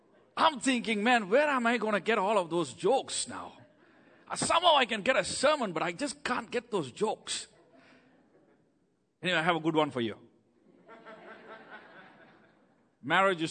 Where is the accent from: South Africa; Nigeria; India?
India; first language Tamil; English is a second language; moved away as an adult; now in United States; I grew up in India. My town is just 6 million people.